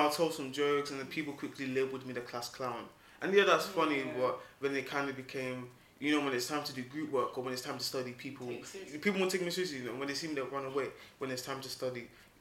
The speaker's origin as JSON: {"language": "English", "country": "Nigeria", "said": "I'm Nigerian"}